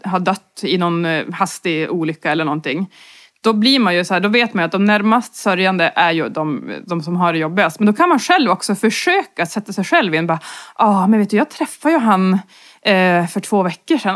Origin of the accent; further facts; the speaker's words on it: inland Norrland, Sweden; som norrlänning och framförallt eh, från inlandet i Norrland